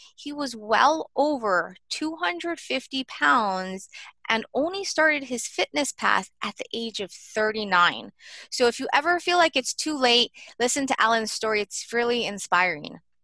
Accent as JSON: {"language": "English", "region": "Hawaii", "country": "United States", "said": "I'm from Hawaii"}